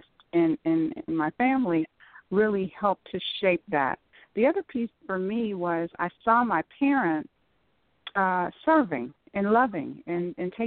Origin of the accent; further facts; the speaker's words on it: Saginaw, Michigan, United States; moved away as an adult; also born or lived in Florida / Southfield, Michigan / Farmington Hills, Michigan; now in Cincinnati, United States; I'm originally from Saginaw, Michigan